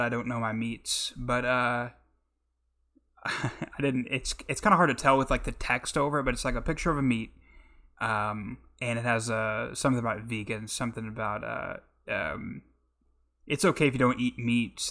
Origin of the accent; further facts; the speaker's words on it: Oklahoma, United States; I'm from the Midwest, Oklahoma